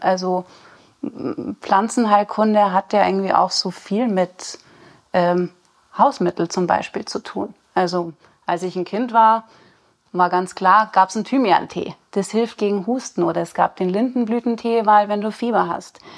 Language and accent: German; Rosenheim/Chiemgau region, Bavaria, Germany; now in Chiemsee, Germany; bin auch gebürtig aus der Region, komme ein bisschen mehr aus den Bergen